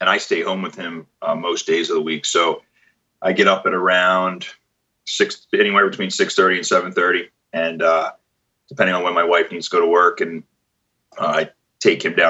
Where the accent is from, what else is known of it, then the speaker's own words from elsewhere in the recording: Philadelphia, Pennsylvania, United States; moved away as an adult; also born or lived in New York City; I'm from Philadelphia originally